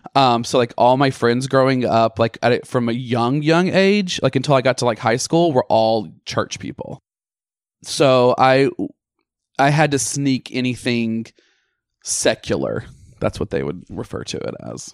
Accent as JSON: {"language": "English", "town": "Bald Knob", "region": "Arkansas", "country": "United States", "tie": "born or raised there", "moved": "yes", "said": "growing up in Arkansas in Ball Knob"}